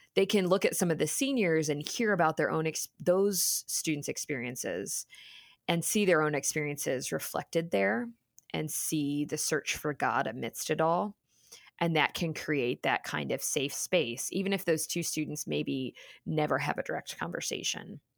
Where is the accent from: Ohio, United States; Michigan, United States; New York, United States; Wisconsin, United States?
Ohio, United States; Cincinnati; moved away as an adult; coming back, um, to Cincinnati, to my hometown